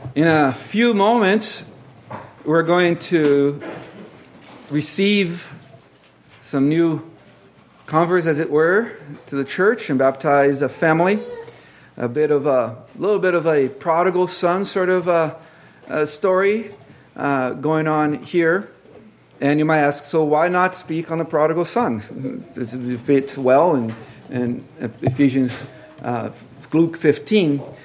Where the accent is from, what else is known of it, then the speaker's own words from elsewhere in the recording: Brazil; moved away; I grew up with in Brazil